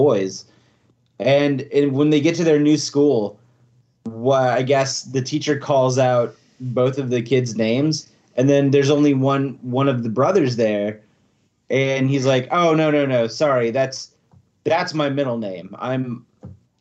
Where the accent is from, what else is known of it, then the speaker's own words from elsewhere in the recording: South Louisiana, United States; in my hometown, that's the Halloween festival is the Rougarou